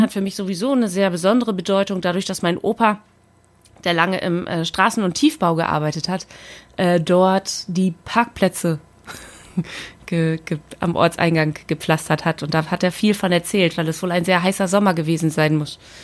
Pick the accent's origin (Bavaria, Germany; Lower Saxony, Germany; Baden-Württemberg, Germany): Lower Saxony, Germany; Aurich; also born or lived in Spetzerfehn / Oldenburg; now in Berlin, Germany; geboren im Auricher Kreiskrankenhaus